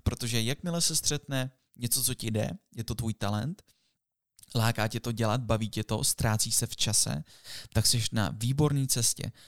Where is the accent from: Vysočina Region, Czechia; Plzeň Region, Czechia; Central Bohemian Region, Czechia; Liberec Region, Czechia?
Liberec Region, Czechia; Jablonec nad Nisou; moved away; My jsme z Jablonce, ze Severu, nebo byli jsme